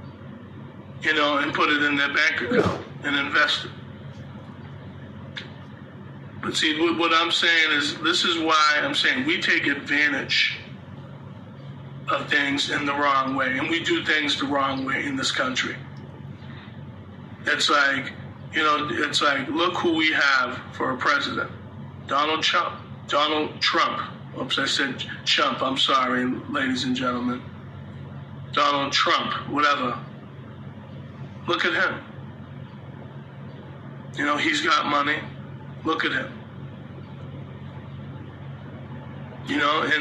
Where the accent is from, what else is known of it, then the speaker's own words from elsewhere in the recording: United States; us as American people